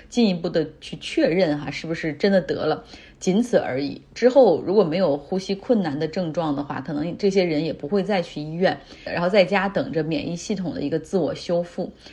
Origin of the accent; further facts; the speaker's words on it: Harbin, Heilongjiang, China; moved away; 我老家哈尔滨